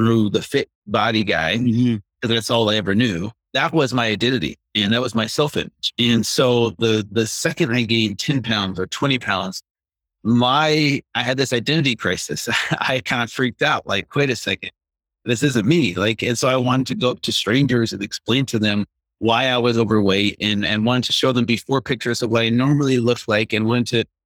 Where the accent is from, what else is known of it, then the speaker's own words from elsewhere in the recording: United States; we grew up with here in America in the 70s and 80s